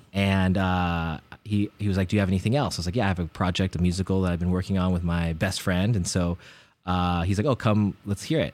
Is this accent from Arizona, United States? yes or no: no; Bay Area, California, United States; growing up in the Bay Area